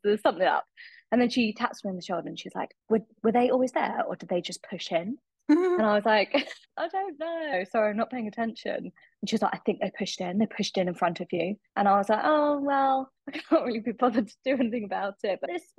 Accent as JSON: {"language": "English", "country": "United Kingdom", "said": "me being totally British"}